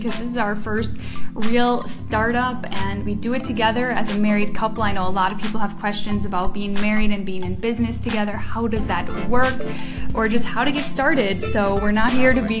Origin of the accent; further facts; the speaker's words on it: Midwest, United States; moved away as an adult; now in Switzerland; I grew up in the Midwest, the good old Midwest, USA.